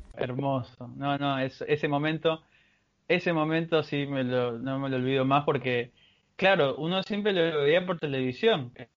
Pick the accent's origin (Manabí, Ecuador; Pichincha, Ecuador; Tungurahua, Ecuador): Manabí, Ecuador; Bahía de Caráquez; soy de Bahía de Caracas, una pequeña ciudad ubicada en Manabí, en la costa ecuatoriana